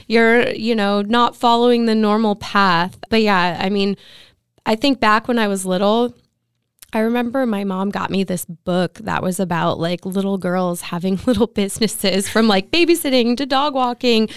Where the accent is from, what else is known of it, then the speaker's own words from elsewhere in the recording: Santa Clarita, California, United States; also born or lived in Ventura County; now in Ventura, United States; I grew up in Santa Clarita, so I went to school out there